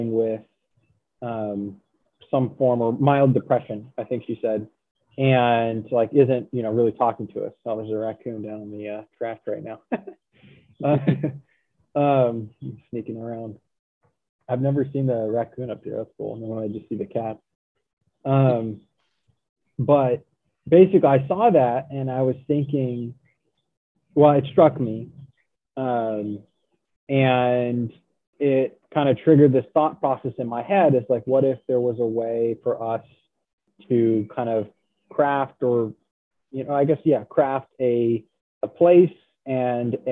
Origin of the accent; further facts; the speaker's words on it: Central Oregon, United States; moved away as an adult; now in Virginia, United States; I grew up in Central Oregon. And, or, you know, I was raised in Central Oregon. And then when it was time for college, I moved to Virginia